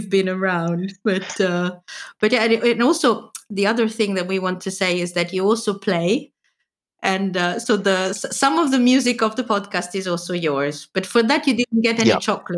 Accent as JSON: {"language": "English", "town": "Rome", "region": "Lazio", "country": "Italy", "moved": "as an adult", "lives_now": "Brussels, Belgium", "said": "I'm from Rome"}